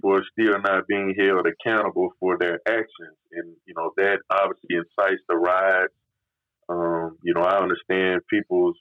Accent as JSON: {"language": "English", "region": "the South", "country": "United States", "tie": "born or raised there", "said": "growing up in the South"}